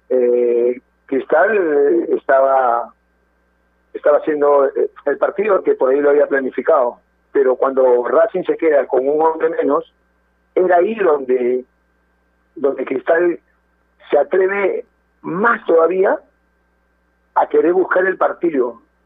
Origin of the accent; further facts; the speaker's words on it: Peru; como peruanos que somos